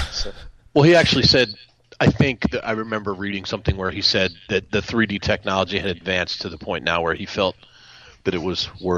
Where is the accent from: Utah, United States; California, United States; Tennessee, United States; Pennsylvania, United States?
Pennsylvania, United States; my same little hometown here in Pennsylvania.